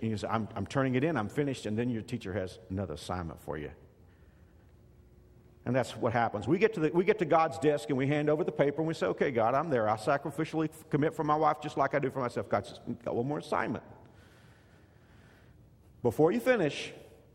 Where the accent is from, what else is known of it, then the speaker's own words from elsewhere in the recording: Texas, United States; now in Kansas, United States; When I grew up in Texas